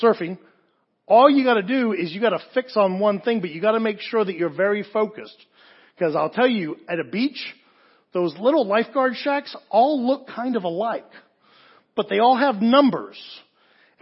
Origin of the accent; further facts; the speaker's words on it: England, United Kingdom; moved away; also born or lived in Southern California; As a kid growing up in England, I wanted to do two things when I moved to Southern California